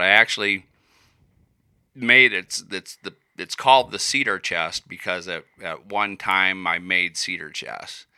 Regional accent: Iowa, United States; moved away as an adult; also born or lived in Colorado; I was born in Iowa

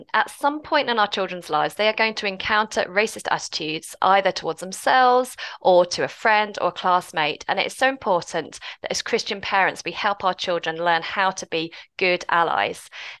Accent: United Kingdom; as a white British woman

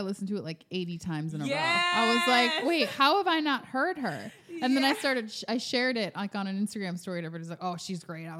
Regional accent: Minneapolis, Minnesota, United States; moved away as an adult; also born or lived in Jamaica / New York / Dallas / San Francisco; now in Puerto Rico; York for 7 years, did a short stint in Dallas, and then before that in San Francisco for 3 years, and then I grew up in Minneapolis, originally from Jamaica. So I'm used to sort of a Caribbean thing.

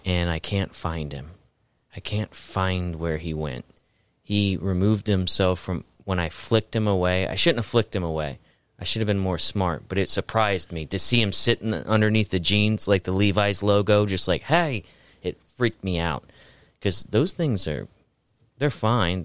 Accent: Florida, United States; growing up in Florida, my mom had sun cancer under her arm

